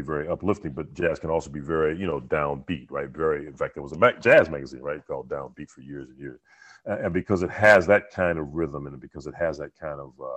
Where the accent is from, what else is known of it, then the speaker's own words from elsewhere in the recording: Los Angeles, California, United States; growing up in South Central